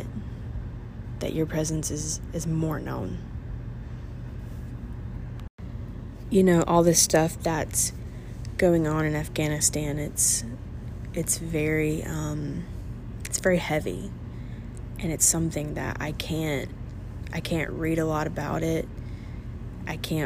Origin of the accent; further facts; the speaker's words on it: United States; as an American